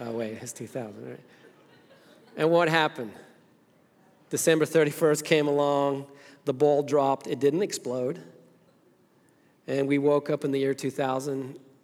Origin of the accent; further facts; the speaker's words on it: Zimbabwe; now in United States; I was born in Rhodesia, it was now Zimbabwe, Africa, grew up there, and came to this country in 1990, been here ever since